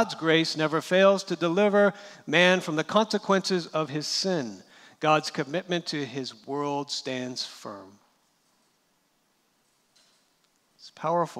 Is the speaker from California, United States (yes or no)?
yes; California, United States; I'm from California